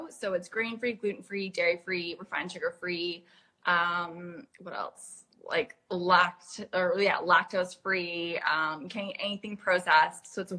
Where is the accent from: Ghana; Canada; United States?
Canada; moved away as an adult; now in London, United Kingdom; I grew up in Canada and I moved to London when I was about 21, 22.